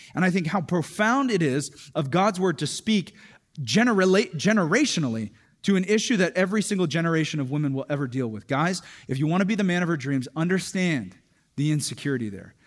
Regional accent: Hawaii, United States; a Hawaiian dude who can get pretty dark in the summer

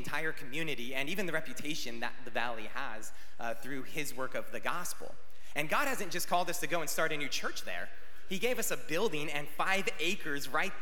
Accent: California, United States; now in Arizona, United States; We're from California

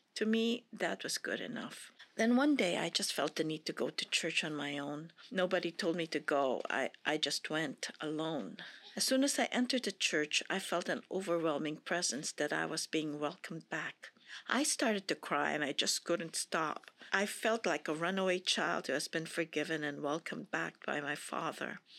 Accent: Philippines; moved away; I was born and raised in the Philippines, which is predominantly a Catholic country

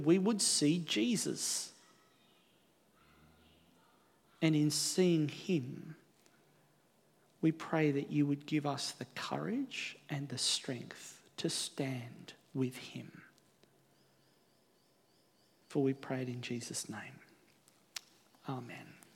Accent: Australia; also born or lived in New Zealand; Here in Australia

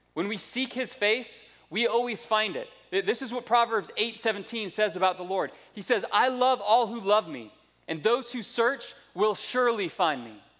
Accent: United States; also born or lived in South Florida / North Georgia; now in Indianapolis, United States; I grew up in South Florida and North Georgia, which are just two completely different classes of redneck

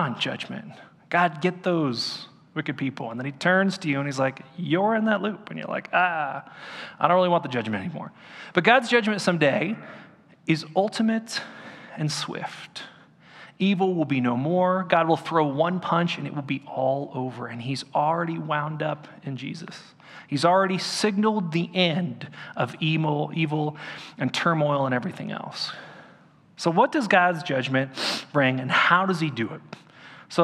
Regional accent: Orange County, California, United States; when I was growing up in Orange County

